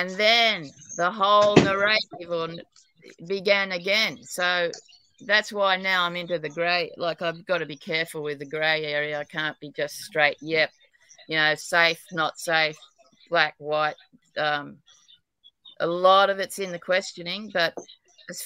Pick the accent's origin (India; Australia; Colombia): Australia; New South Wales; I'm an Aussie, New South Wales, but apparently I've got a terrible accent even in Australia.